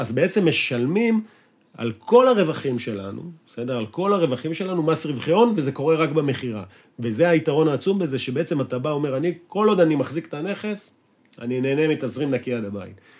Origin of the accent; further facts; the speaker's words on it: Israel; אנחנו ישראלים, חושבים בישראלית, מדברים ישראלית